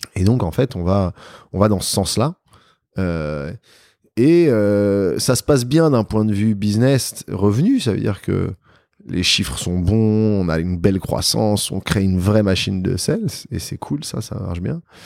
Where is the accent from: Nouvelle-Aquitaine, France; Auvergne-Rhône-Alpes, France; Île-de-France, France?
Île-de-France, France; Paris; j'ai grandi à Paris. Je suis un vrai Parisien, né à Paris, dans le 16e arrondissement